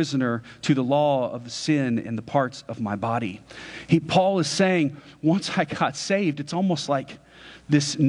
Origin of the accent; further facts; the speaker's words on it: United States; as an American